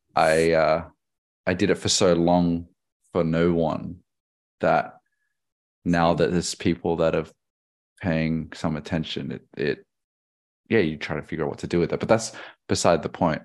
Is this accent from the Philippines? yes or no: no; Australia; I'm a Chinese Australian